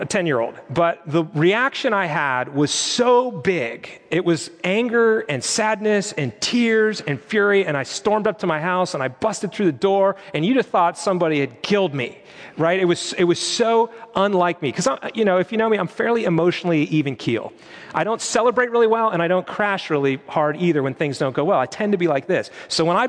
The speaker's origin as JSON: {"language": "English", "region": "Western Pennsylvania", "country": "United States", "tie": "born or raised there", "said": "Growing up in Western Pennsylvania in the winter, it's pretty bleak, gray skies, it's cold."}